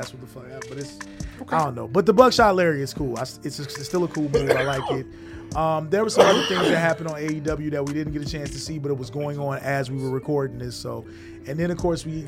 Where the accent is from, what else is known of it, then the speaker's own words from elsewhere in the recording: Chicago, Illinois, United States; He was from my hometown